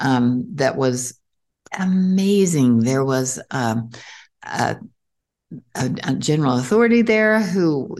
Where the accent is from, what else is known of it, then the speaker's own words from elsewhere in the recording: Montpelier, Idaho, United States; moved away; I am actually from Montpelier, Idaho, which is just 30 miles